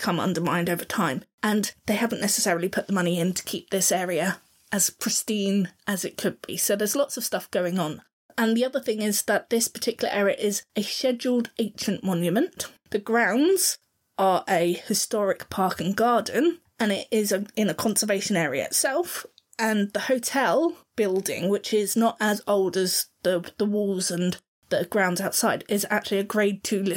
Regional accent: Southern England, United Kingdom; accent: Southern; our Cockney accent, or my Southern accent

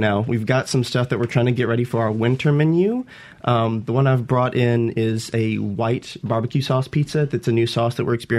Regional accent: Clinton, Mississippi, United States; I'm from Clinton originally.

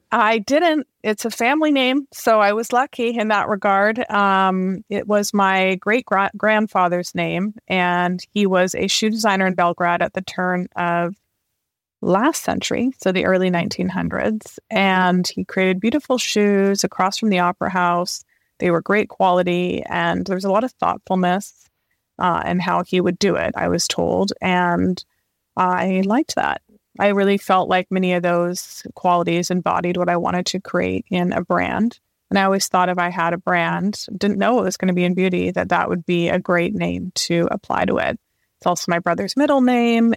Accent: Vancouver, British Columbia, Canada; moved away; also born or lived in London; I grew up in Canada in Vancouver

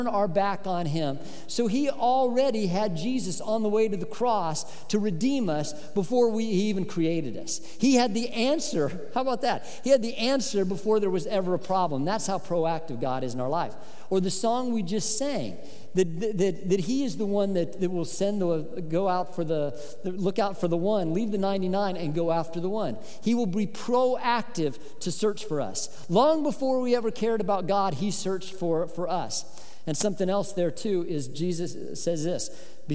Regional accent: Colorado, United States; when I was growing up in Colorado, and I loved the summers in Colorado

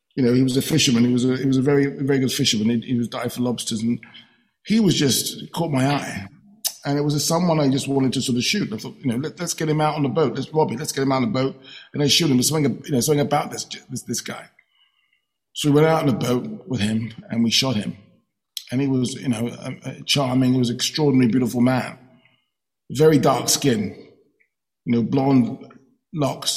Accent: London, United Kingdom; my experience as a young black man growing up in London

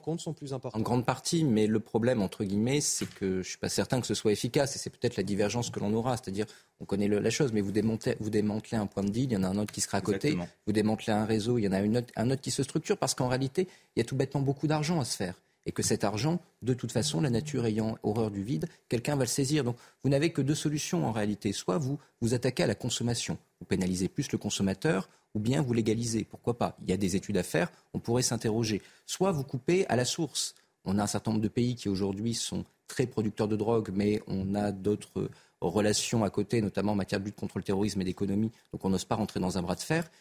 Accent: Clermont-Ferrand, Auvergne-Rhône-Alpes, France; je viens de Clermont-Ferrand et je viens des quartiers difficiles de Clermont-Ferrand

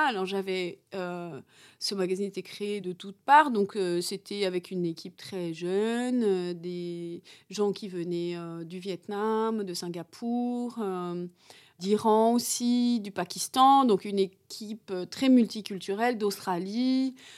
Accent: France; moi, en tant que Française

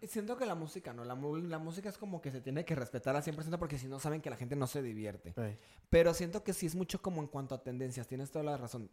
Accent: Mexico

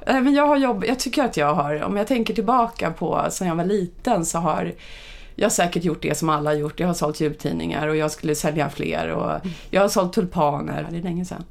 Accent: Upplands Väsby, Stockholm County, Sweden; jag är uppvuxen i Upplands Väsby ja. där jag faktiskt bodde i samma hus från det jag föddes till jag blev 18 år ungefär

